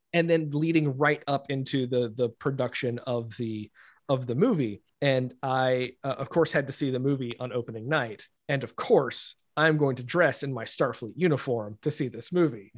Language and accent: English; Rock Hill, South Carolina, United States; I'm from Rock Hill, uh, just, just a, a little farther north.